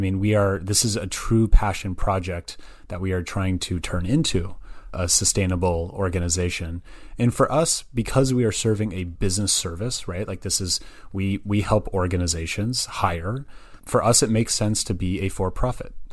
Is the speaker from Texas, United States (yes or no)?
no; Berkeley, California, United States; also born or lived in Santa Barbara, California; I was, I was born and raised in the Bay Area. Um, so I'm actually originally from Berkeley, California